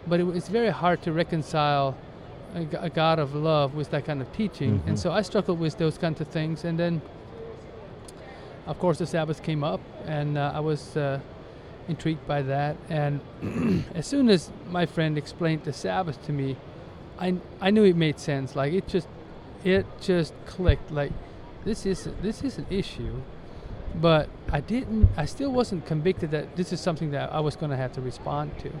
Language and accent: English; Ohio, United States; I was born and raised in the Amish community in Ohio, a very conservative Amish community